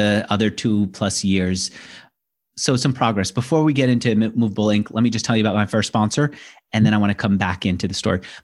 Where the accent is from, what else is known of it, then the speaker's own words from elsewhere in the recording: New York, United States; I'm a New Yorker.